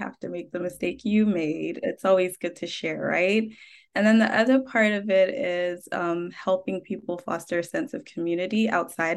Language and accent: English; Ghana; moved away; I am originally from Ghana